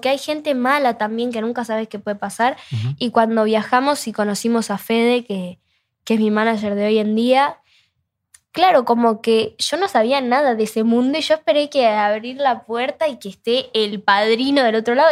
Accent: Rosario, Santa Fe, Argentina; yo soy de Rosario

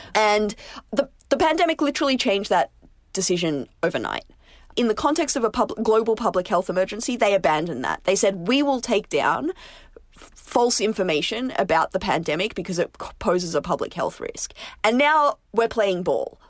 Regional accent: Australia; now in United States; As an Australian

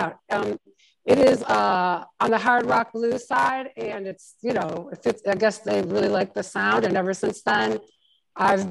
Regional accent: Detroit, Michigan, United States; also born or lived in Jersey City; I grew up in Detroit

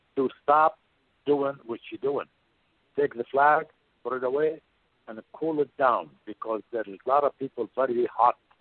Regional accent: Baghdad, Baghdad Governorate, Iraq; moved away; also born or lived in Portland, Oregon; I am from Baghdad, Iraq

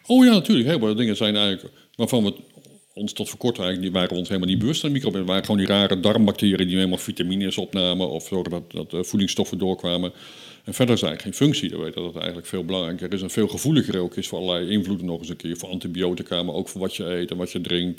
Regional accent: Netherlands; wij als Nederlanders

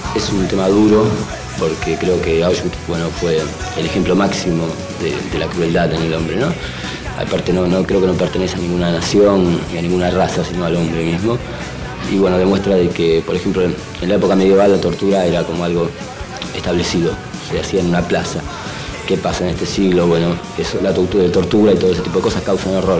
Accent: Argentina

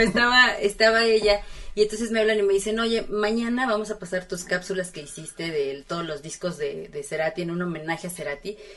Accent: Puebla, Mexico; now in Mexico City, Mexico; crecí en Puebla

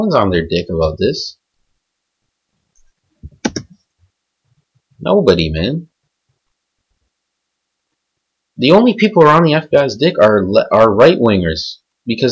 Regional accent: Canada

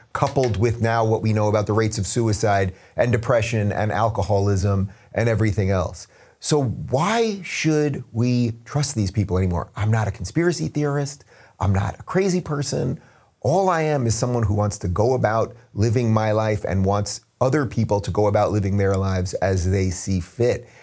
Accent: New York, United States; moved away; my home state, New York

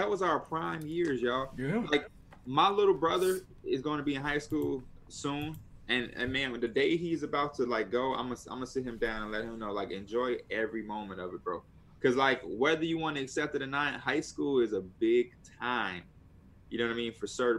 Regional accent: Houston, Texas, United States; Oh, I'm from Houston, so I'm considered.

